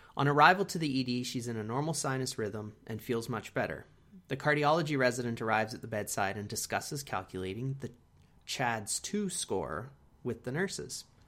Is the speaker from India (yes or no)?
no; Canada; we are from Canada